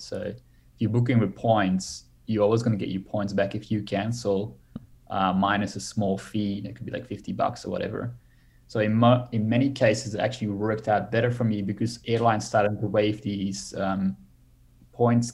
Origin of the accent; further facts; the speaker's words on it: Belgium; now in Australia; I'm from Belgium originally